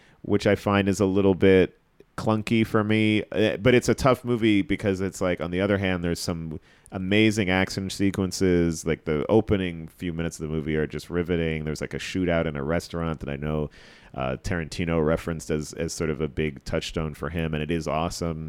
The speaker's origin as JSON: {"language": "English", "region": "New Jersey", "country": "United States", "tie": "born or raised there", "moved": "as an adult", "lives_now": "New York, United States", "said": "I grew up in Jersey"}